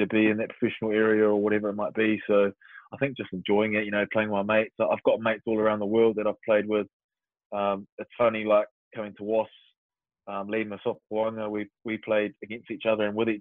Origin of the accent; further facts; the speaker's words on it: New Zealand; moved away as an adult; also born or lived in Waiouru, central North Island / Wellington; now in England; Growing up in New Zealand